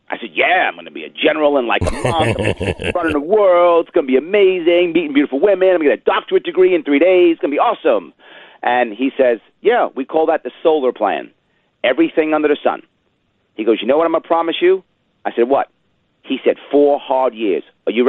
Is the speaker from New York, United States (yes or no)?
yes; Manhattan, New York, United States; born there; Sure. I was born in Manhattan.